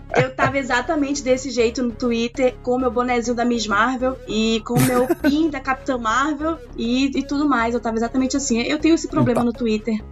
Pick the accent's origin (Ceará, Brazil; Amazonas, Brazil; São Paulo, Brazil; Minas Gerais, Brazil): Amazonas, Brazil; moved away; norte do país, que é da onde eu vim, né? Eu sou amazonense